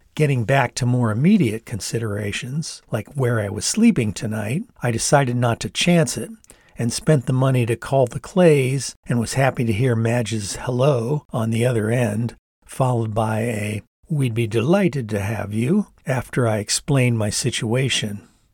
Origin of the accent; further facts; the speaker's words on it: near Ypsilanti, Michigan, United States; going to Eastern in nearby Ypsilanti, where my dad had worked for many years as an English professor